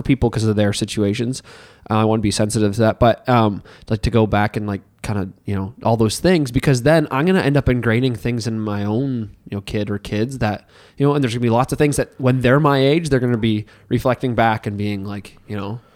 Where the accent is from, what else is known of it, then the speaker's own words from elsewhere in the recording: Hartland, New Brunswick, Canada; now in Miramichi, Canada; I came from Heartland, New Brunswick